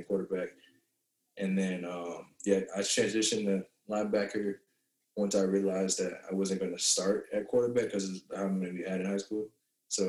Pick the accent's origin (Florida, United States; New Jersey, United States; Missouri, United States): Florida, United States; Palm Beach; moved away as an adult; now in California, United States; I grew up in Deerfield first when I moved to Palm Beach, Florida at like 7 years old